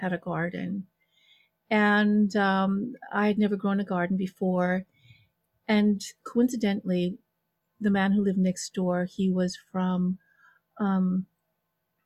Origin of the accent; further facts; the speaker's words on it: Los Angeles, California, United States; moved away; I come from Los Angeles. You know, I was a Valley girl